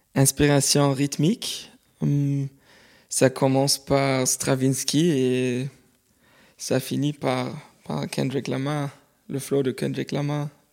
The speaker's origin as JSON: {"language": "French", "town": "Cologne", "region": "North Rhine-Westphalia", "country": "Germany", "said": "je viens de Cologne en Allemagne"}